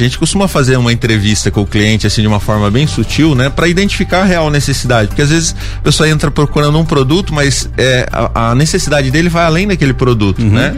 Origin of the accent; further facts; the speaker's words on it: Rio Claro, São Paulo, Brazil; Eu venho da cidade de Rio Claro